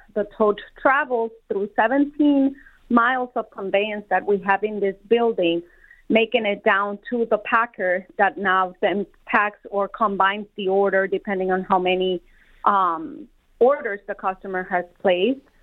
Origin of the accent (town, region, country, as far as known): Colombia; born or raised there; moved away as an adult; also born or lived in South Carolina; now in Detroit, United States